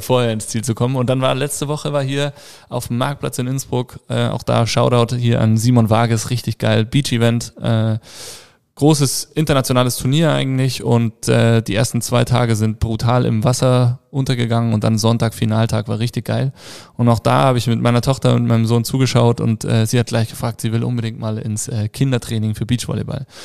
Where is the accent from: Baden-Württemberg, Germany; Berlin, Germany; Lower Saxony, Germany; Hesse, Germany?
Hesse, Germany; now in Tyrol, Austria; Ich komme ursprünglich aus Hessen.